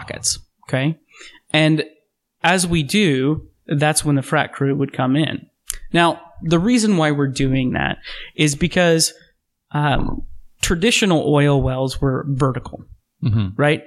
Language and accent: English; Midwest, United States; now in Oregon, United States; growing up in the Midwest, growing up in that part of the country